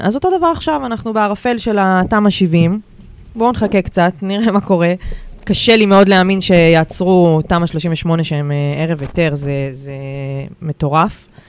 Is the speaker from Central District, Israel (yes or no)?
no; Haifa, Haifa District, Israel; כחיפאית אני מאוד רוצה לבנות לחברי ילדותי ולמשפחה שלי